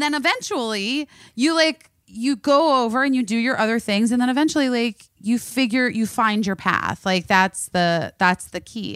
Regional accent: Phoenix, Arizona, United States; moved away; also born or lived in Oak Park, Illinois; where I grew up in Phoenix and Scottsdale

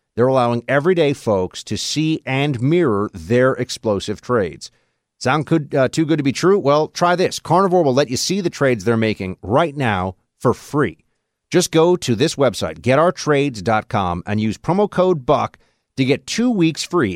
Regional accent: New York City, New York, United States; also born or lived in Nashville; my hometown at N Y C

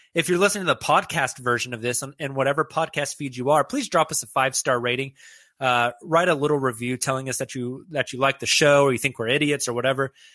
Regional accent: Oklahoma City, Oklahoma, United States; As a lifelong Oklahoman, uh, somebody born and raised in Oklahoma City

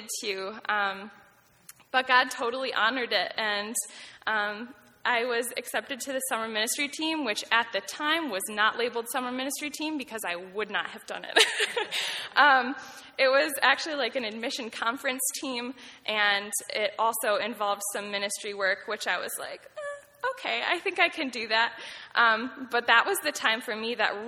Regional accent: Nunda, New York, United States; I grew up close by on Nunday, New York, about 30 minutes away

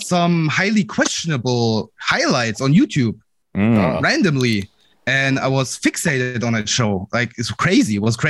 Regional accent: Germany; I'm from Germany.

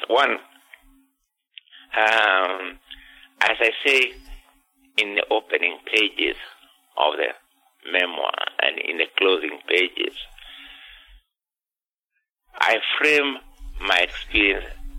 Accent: Kenya; moved away; I was born in 1938 in Kenya, which was a settler, a British colonial state

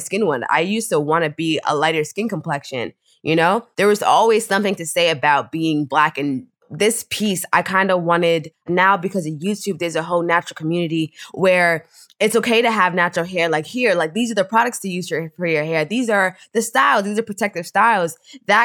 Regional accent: Pennsylvania, United States; also born or lived in Brooklyn, New York; So I was raised in Brooklyn for like the first like 7 years of my life. And then we moved to Pennsylvania

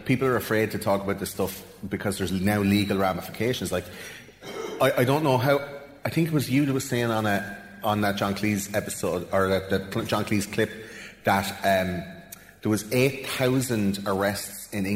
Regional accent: Russia; I'm actually Russian.

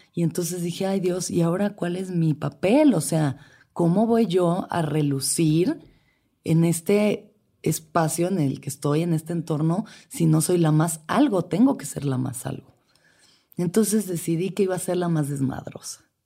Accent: Mexico City, Mexico; Nací y crecí en la Ciudad de México

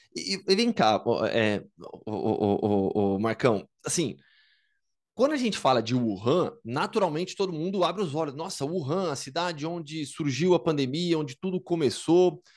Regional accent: Campinas, São Paulo, Brazil; Eu sou de Campinas e joguei basquete na base

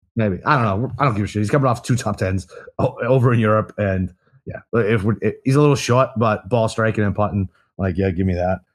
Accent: United States; I'm fucking American

